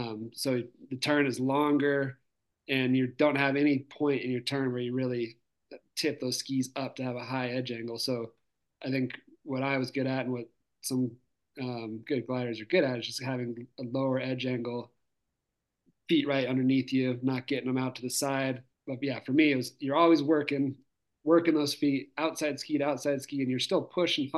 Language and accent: English; the West, United States; growing up in the West